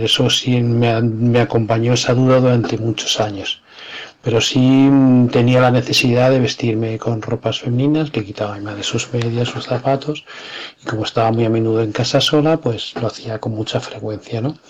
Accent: Madrid, Community of Madrid, Spain; en Madrid en los años 60, en el seno de una familia modesta. Eh, nazco

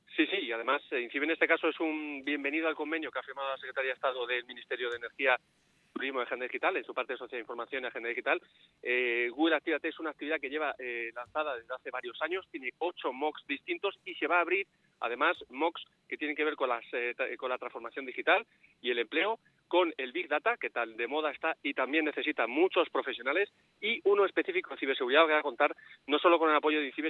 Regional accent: Madrid, Community of Madrid, Spain; now in León, Spain; yo soy madrileño y de la Leti

